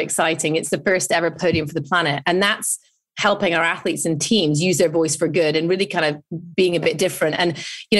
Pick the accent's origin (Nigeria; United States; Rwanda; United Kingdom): United Kingdom; I'm British